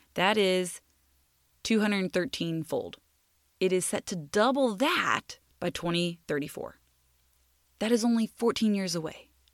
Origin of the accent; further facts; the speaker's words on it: United States; I'm speaking as an American